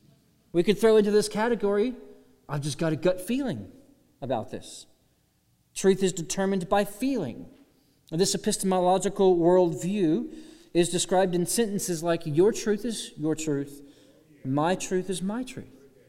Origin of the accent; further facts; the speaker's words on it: Austin, Texas, United States; now in Alabama, United States; I'm from Austin, Texas.